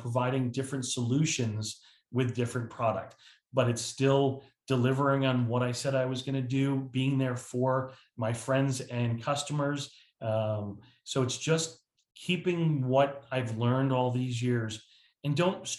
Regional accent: New Jersey, United States; moved away as an adult; now in South Carolina, United States; I moved from New Jersey, which has been my lifelong home, yeah, 2 years ago, to South Carolina, which I live in paradise now.

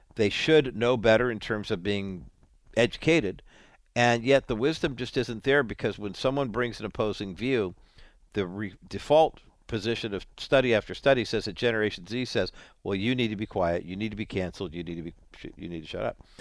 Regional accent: Southern California, United States; I grew up in Southern California.

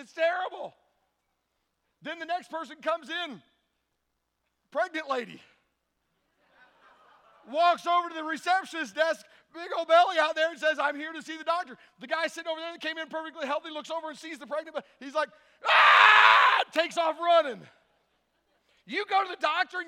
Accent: Tennessee, United States; I'm from Tennessee

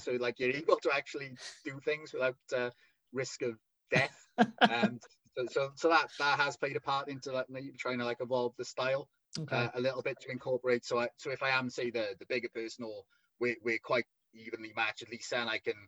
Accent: Wales, United Kingdom; accent: thick Welsh; my thick Welsh accent

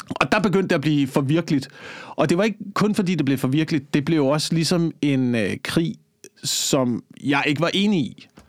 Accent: Slagelse, Zealand, Denmark; I Slagelse, hvor jeg voksede op

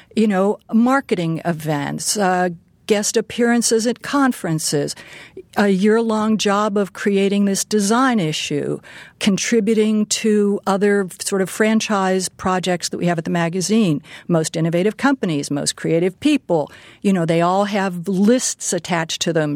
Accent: Pittsburgh, Pennsylvania, United States; moved away; I grew up in Pittsburgh

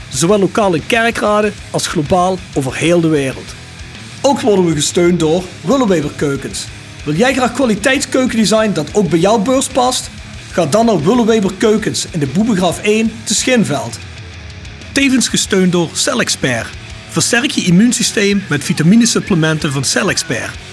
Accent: Apeldoorn, Gelderland, Netherlands; now in Helmond, Netherlands; ik kom uit oh, Apeldoorn.

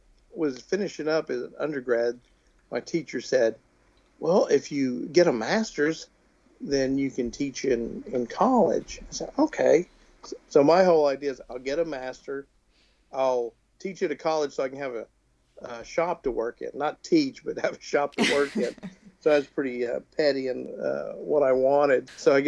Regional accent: Waxahachie, Texas, United States; Yeah, I grew up in Waxahachie, Texas, just south of Dallas, with my two brothers and folks

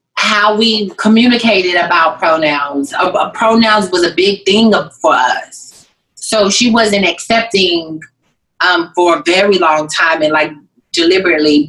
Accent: Waco, Texas, United States; I'm from Waco

